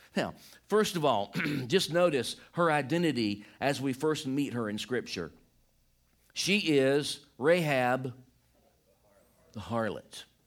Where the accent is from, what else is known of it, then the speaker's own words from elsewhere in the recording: Deep South, United States; I'm from, like, the deep South